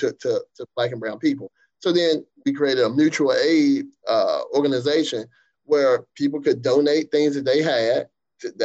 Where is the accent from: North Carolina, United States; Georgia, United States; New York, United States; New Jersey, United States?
North Carolina, United States; Eastern; I grew up in the East